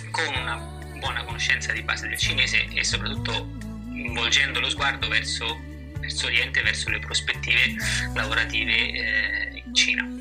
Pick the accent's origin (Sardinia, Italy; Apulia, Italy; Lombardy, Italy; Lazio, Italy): Lazio, Italy; Rome; moved away; Beh, Roma mi manca molto, devo dire, è una città